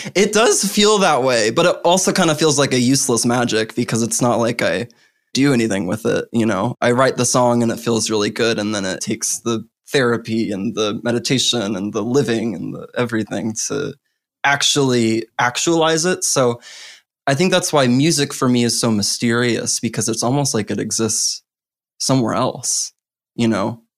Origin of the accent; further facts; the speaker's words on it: Missouri, United States; I was born in Missouri, in the heart of the Bible Belt